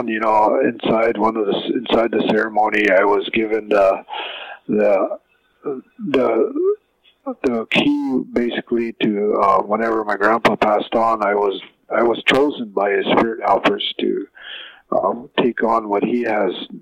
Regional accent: Spring Creek community, Rosebud Reservation, South Dakota, United States; I'm from the Spring Creek community here on the Rosemont Reservation in South Dakota

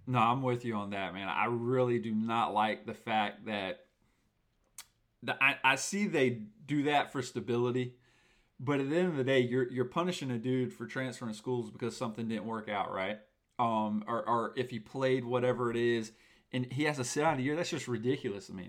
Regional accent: Tallahassee, Florida, United States; I'm from Tallahassee, Florida, the home of the Seminoles

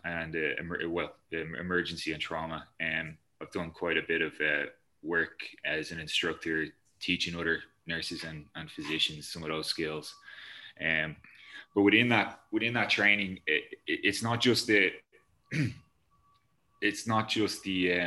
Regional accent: Ireland; We're Irish

